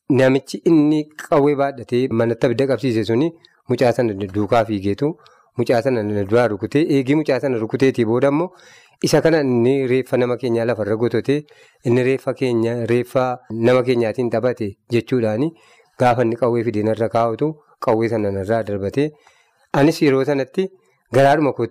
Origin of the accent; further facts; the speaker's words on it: West Wollega, Oromia, Ethiopia; now in Sasiga, East Wollega, Ethiopia; iddoo dhalooti kootii wallaggaa lixaa